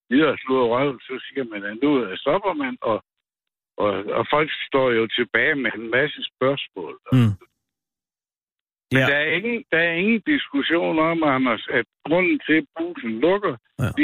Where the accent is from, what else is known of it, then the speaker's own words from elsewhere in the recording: Nørreby, Denmark; Jeg er født i Nørby